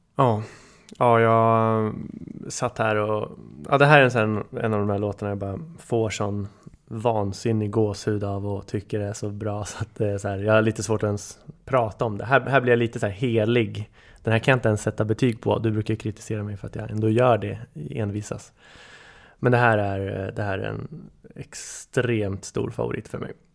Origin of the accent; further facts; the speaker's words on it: Bryngelstorp, Sweden; hemma i Bryngelstorp när min bror lyssnade på den